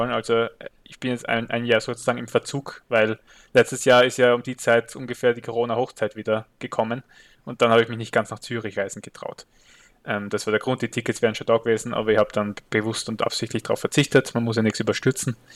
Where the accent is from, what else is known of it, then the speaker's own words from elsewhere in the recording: Austria; stimmt als Österreicher kommt man nicht so oft zu einem Filmfestival